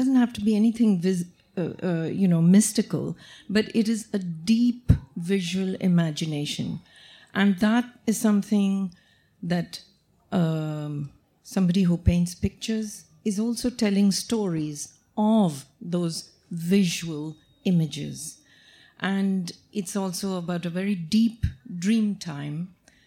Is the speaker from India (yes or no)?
yes; South India, India; English is a second language; I'm from the South.